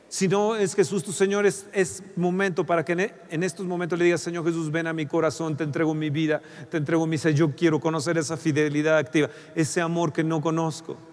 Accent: Mexico; Como mexicanos

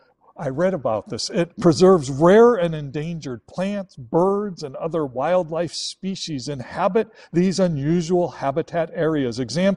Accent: Chicago, Illinois, United States; moved away as an adult; now in Los Angeles, United States; coming from Chicago, born and raised in Chicago

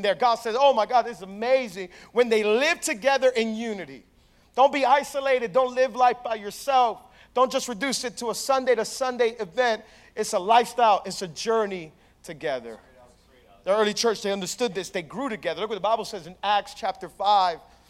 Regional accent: Hialeah, Florida, United States; I grew up in Hialeah

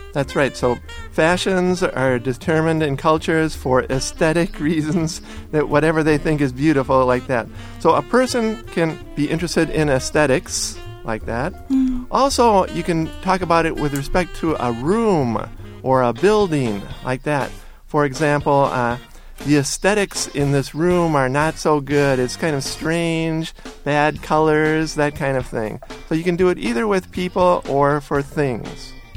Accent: United States; I was raised near the Canadian border

